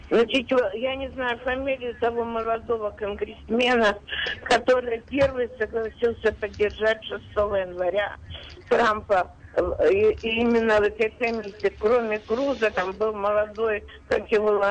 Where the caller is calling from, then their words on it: Queens, New York, United States; я из Квинса, часто слушаю ваши передачи.